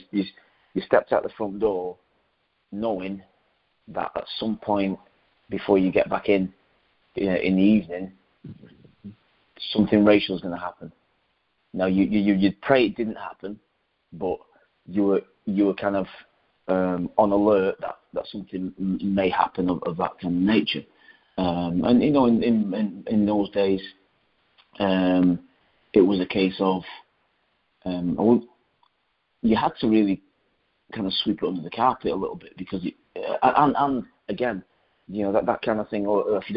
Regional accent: Rochdale, North West England, United Kingdom; Initially it was myself, my brother, who's a year older, my mum, my dad, and I was a working man's place. It was a nice little place, small town.

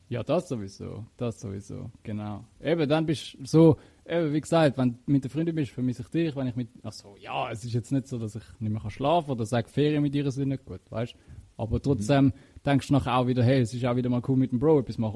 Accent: Switzerland; bei uns in der Schweiz

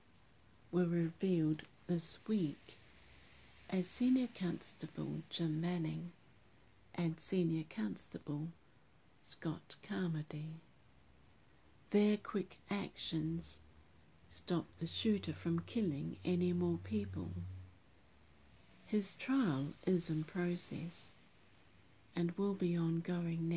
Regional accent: New Zealand; my home country

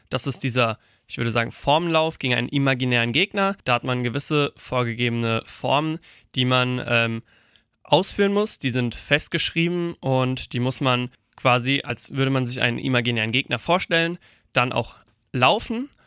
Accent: Eppertshausen, Hesse, Germany; Das war dann erstmal bei uns in Eppertshausen. Und da habe ich dann angefangen, gesagt, mit dreieinhalb bis vier Jahren bin ich da das erste Mal dazugekommen

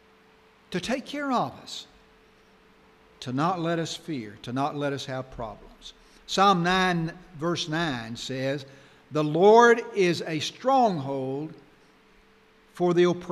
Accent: Arkansas, United States; When I was growing up in Arkansas

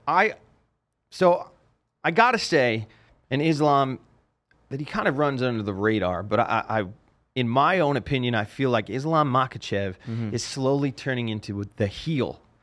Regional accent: New Jersey, United States; now in Las Vegas, United States; growing up in New Jersey

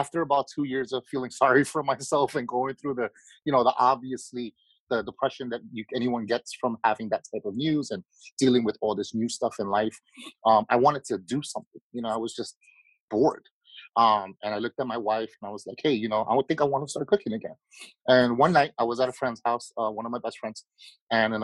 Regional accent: New York City, New York, United States; I was born and raised in Queens

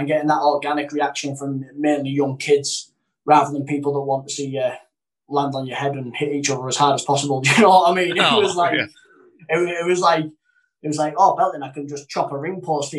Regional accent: the north of England, United Kingdom; I'm not a Cockney, I'm a Northerner

